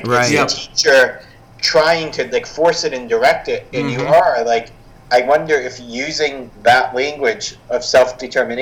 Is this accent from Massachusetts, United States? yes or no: yes; Boston, Massachusetts, United States; I was born in Boston and raised